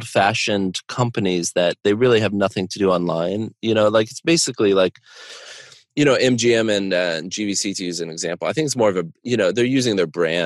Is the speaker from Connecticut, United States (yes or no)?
yes; Connecticut, United States; moved away; also born or lived in Chicago; I grew up near Foxwoods and Mohegan Sun